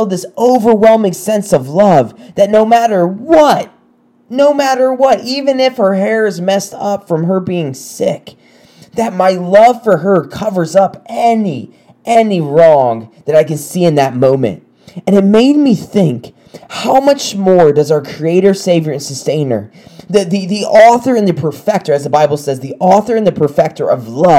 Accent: South Carolina, United States; moved away; I'm from South Carolina. We don't really get snow

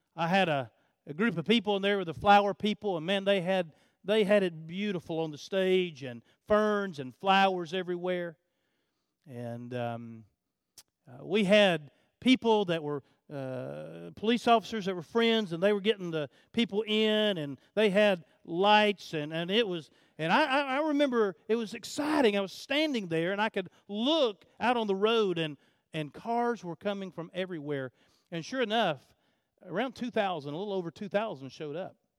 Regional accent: United States; being an American

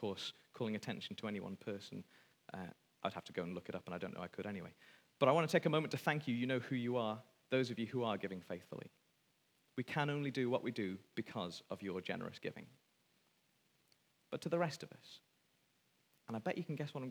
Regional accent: Wales, United Kingdom; speaking as a Welshman

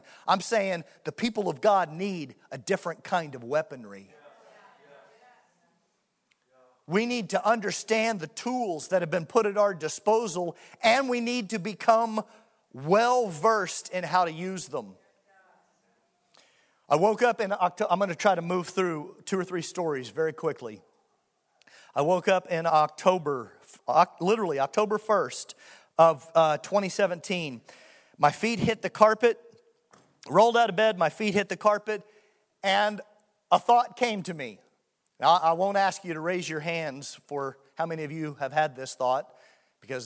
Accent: Muskogee, Oklahoma, United States; in Muskogee, Oklahoma, my hometown

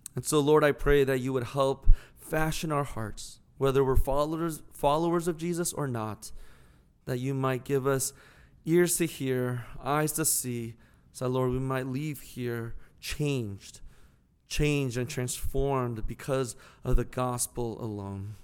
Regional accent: St. Louis, Missouri, United States; I'm from Saint Louis

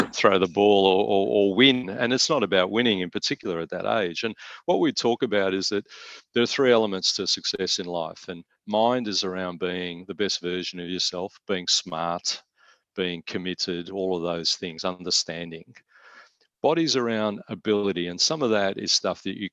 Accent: Melbourne, Victoria, Australia; my illustrious Richmond Football Club growing up in Tigerland

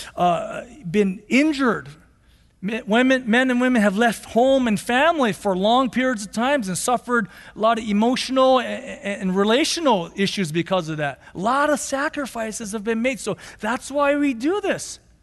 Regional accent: United States; We're still Americans

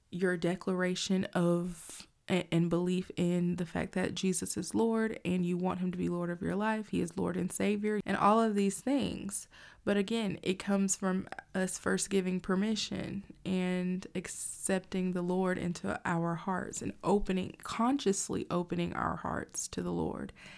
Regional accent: United States; as an American citizen

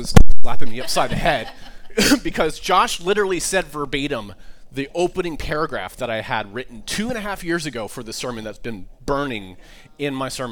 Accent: Washington, District of Columbia, United States; moved away as an adult; also born or lived in Florida / Midwest / Santa Barbara / Los Angeles; I grew up in D.C.

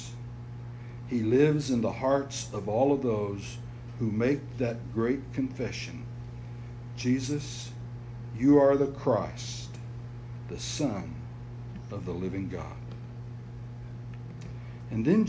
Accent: Utah, United States; I told him, "Utah."

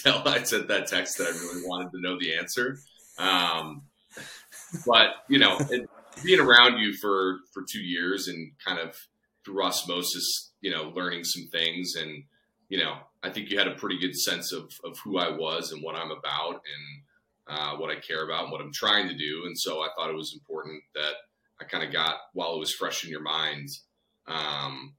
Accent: Wisconsin, United States; also born or lived in Minnesota; I was born in Minnesota, but we moved when I was three. So I grew up here in Wisconsin.

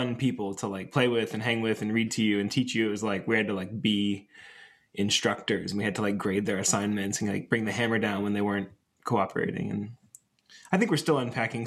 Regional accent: Atlanta, Georgia, United States; also born or lived in Chicago, Illinois; now in Greensboro, United States; I grew up in Atlanta, Georgia

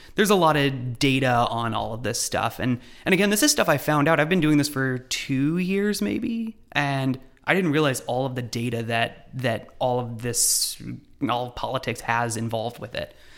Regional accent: Lexington, Kentucky, United States; moved away as an adult; we're from Lexington

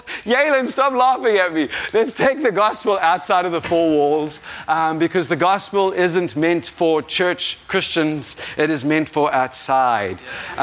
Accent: South Africa; If you didn't realize, I am not from America. I am 100% South African.

